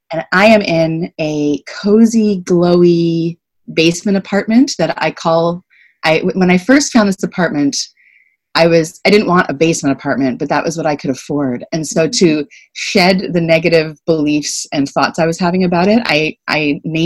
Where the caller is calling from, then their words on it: Toronto, Ontario, Canada; I'm calling from Toronto, Ontario. I am in Canada, and this is the traditional territory of the Wendat, the Anishinaabek Nation, the Haudenosaunee Confederacy, the Mississaugas of the New Credit First Nations, and the Métis Nation.